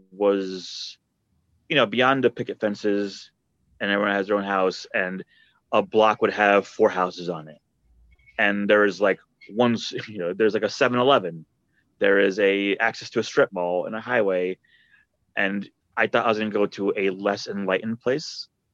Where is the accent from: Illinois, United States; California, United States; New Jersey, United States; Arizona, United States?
New Jersey, United States; born or raised there; also born or lived in Argentina